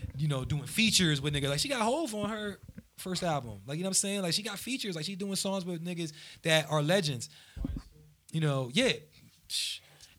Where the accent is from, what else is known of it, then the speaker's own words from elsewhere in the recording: New Jersey, United States; I'm from Jersey